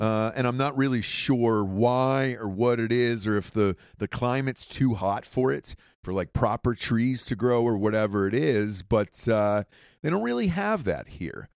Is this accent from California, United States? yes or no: no; Atlanta, Georgia, United States; moved away; I grew up in Atlanta. Uh, we moved there when I was, I think, maybe three or four years old